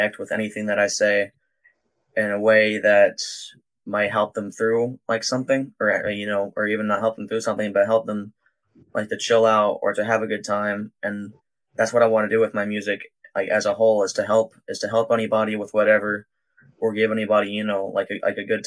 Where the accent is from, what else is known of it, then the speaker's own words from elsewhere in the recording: Georgia, United States; also born or lived in Sharpsburg, Georgia / Atlanta, Georgia; I was born in Georgia